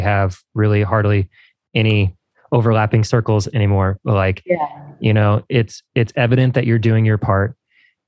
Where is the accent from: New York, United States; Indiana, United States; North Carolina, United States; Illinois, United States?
Indiana, United States; Evansville; my hometown